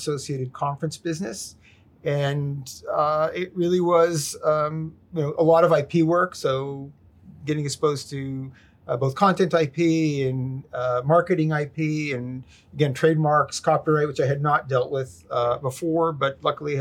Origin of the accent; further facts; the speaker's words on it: Israel; moved away as an adult; also born or lived in New York, United States; now in Boston, United States; when I was a young child, moved to Israel with my family. And was there till 1986, did my military service and came back to the States.